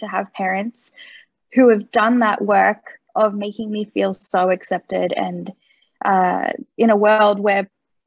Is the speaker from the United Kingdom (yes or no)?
no; Australia; also born or lived in Kolkata, India; I was adopted from Calcutta, India. I came to Australia when I was 4 months old